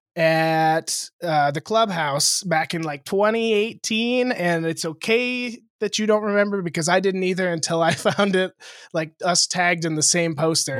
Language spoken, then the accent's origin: English; Lewistown, Montana, United States; moved away; in my hometown, in Lewistown, Montana, which is seven thousand people.